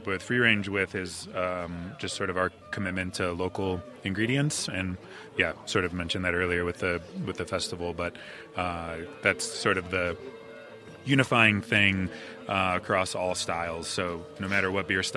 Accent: Cleveland, Ohio, United States; now in North Carolina, United States; I grew up in Cleveland

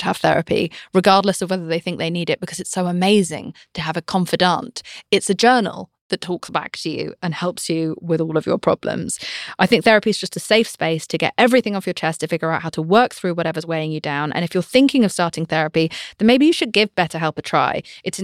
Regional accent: United Kingdom; I'm British

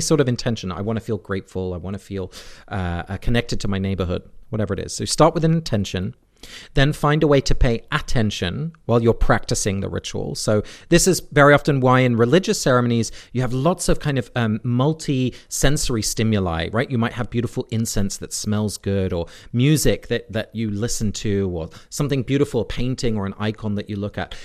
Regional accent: England, United Kingdom; now in United States; I grew up in England.

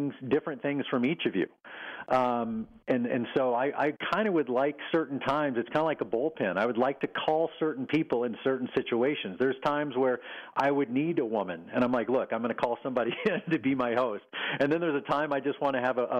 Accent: Texas, United States; moved away; also born or lived in Oklahoma City; my mom and dad and where I grew up in Texas

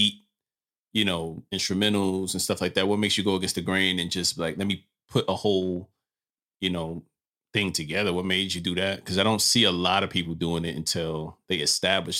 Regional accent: New York City, New York, United States; I'm from Brooklyn as well.

